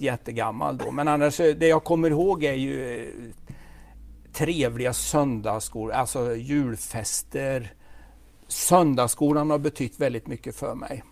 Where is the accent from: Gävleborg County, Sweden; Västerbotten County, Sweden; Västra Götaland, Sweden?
Västra Götaland, Sweden; Falköping, Västergötland; accent: Västgöte; Jag är född i Falköping. Mm. I Fallköping som de säger på västgötska.